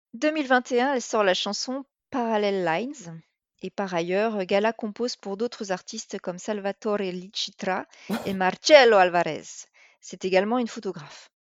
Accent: the South, southern France, France; on est du Sud

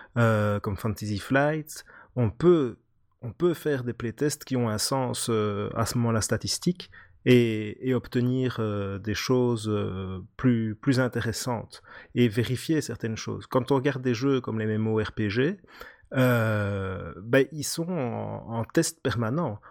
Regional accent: Belgium; accent: Belgian; là on entend que je suis belge

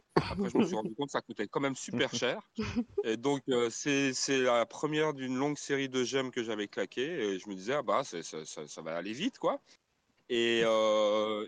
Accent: Switzerland; moi-même je suis de Suisse.

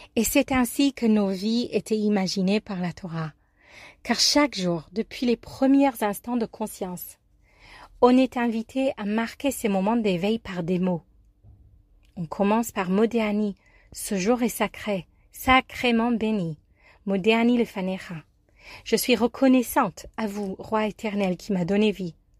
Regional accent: New York, United States; French is a second language; moved away as an adult; now in Marseille, France; je viens des États-Unis

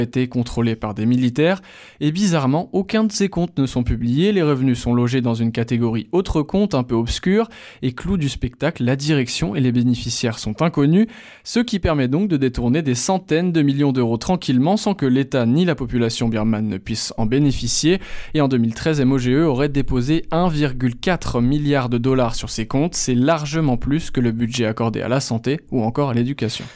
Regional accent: France; moi je suis français euh, et arabe

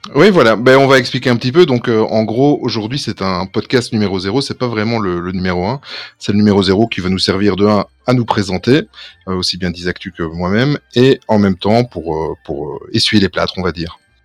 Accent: Belgium; nous sommes belges

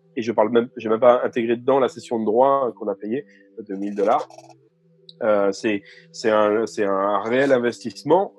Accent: France; en tant que Français lisant du français

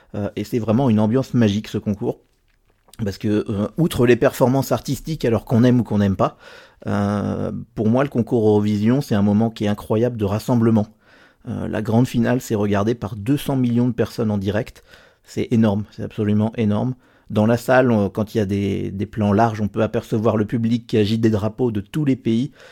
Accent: Normandy, France; moved away as an adult; now in Geneva, Switzerland; je suis français originaire de Normandie, mais j'habite depuis 6 ans à Genève, en Suisse.

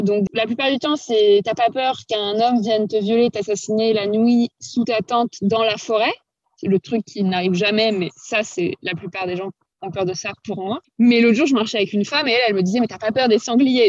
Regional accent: France; j'aimerais bien connaître mon propre pays.

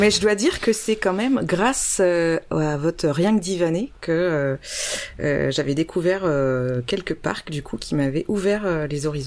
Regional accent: Poitiers, Nouvelle-Aquitaine, France; Je viens de Poitiers

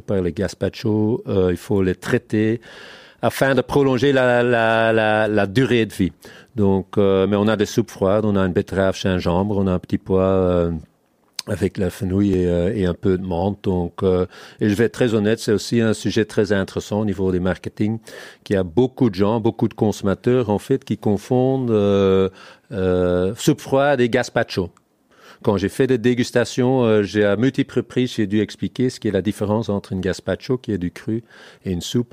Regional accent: Hoogstraten, Flanders, Belgium; first language Dutch; French is a second language; moved away as an adult; now in Brussels, Belgium; je suis vrai néerlandophone à la base. Je viens des, des Flandres profondes, Hoogstraten, près de la frontière hollandaise. Mais ça fait quand même 25 ans euh, que j'habite ici

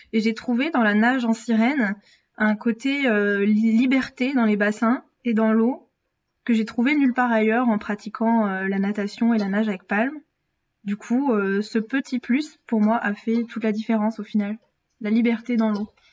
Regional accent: Brittany, France; en Bretagne, ma région d'origine

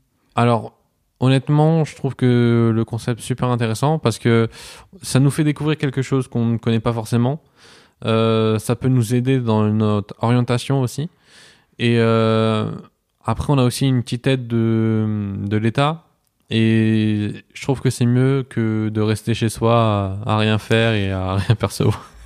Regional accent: Strasbourg, Grand Est, France; moved away as an adult; now in Poitiers, France; je viens de Strasbourg. Je suis arrivé à Poitiers il y a, il y a trois ans maintenant.

